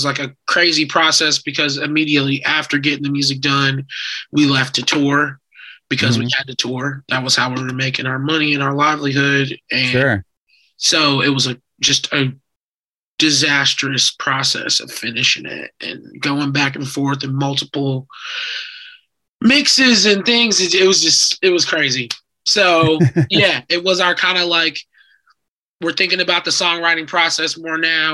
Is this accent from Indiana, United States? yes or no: yes; Indianapolis, Indiana, United States; also born or lived in Chicago; now in Los Angeles, United States; I'm from Indianapolis